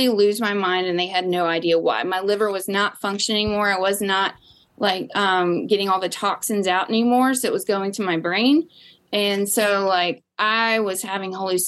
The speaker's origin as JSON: {"language": "English", "region": "the South", "country": "United States", "said": "I'm from the South"}